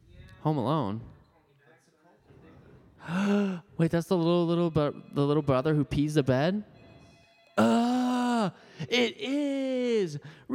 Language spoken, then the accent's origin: English; Wisconsin, United States; I'm from Wisconsin. I'm quite pale at times.